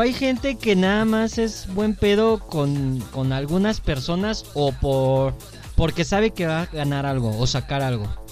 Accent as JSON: {"language": "Spanish", "country": "Mexico", "said": "así somos los mexicanos"}